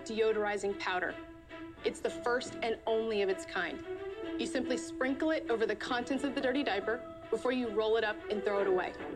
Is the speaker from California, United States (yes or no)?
no; Winterville, North Carolina, United States; I'm from Winterville, North Carolina